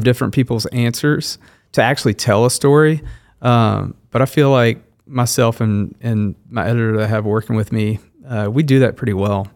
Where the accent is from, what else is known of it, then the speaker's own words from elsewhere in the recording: Shreveport, Louisiana, United States; moved away as an adult; now in Wichita, United States; I grew up in Shreveport, Louisiana, so I was, I was born there, lived there